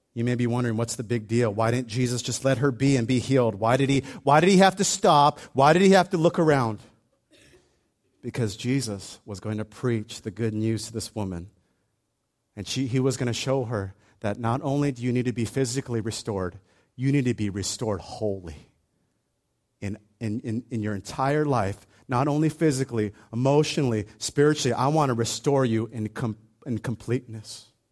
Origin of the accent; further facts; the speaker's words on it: Hawaii, United States; when I was a kid, I grew up in Hawaii